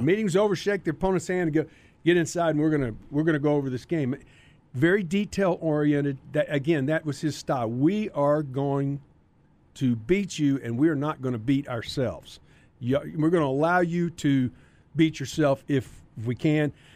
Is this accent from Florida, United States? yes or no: no; Carrollton, Texas, United States; I was from Carrollton.